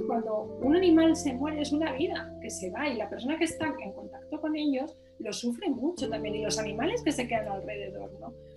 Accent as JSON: {"language": "Spanish", "region": "Asturias", "country": "Spain", "said": "yo soy asturiana"}